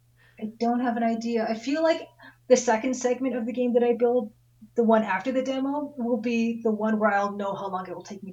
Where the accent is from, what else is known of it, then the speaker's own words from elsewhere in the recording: Ontario, Canada; We're both Canadian. I'm Ontario, you're BC, I guess.